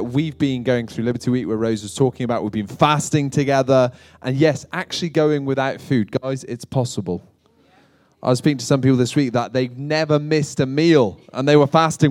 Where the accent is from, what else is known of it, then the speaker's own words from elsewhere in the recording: United Kingdom; moved away as an adult; now in United States; as a Brit moving to America